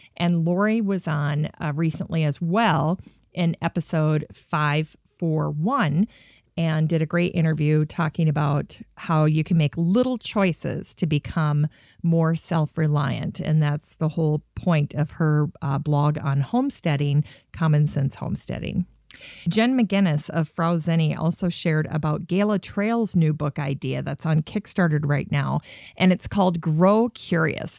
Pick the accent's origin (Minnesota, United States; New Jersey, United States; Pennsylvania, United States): Minnesota, United States; Minneapolis; born or raised there